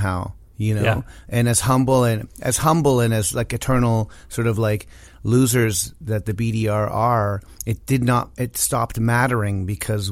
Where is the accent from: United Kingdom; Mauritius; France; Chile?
Chile; now in Canada; I was born in Chile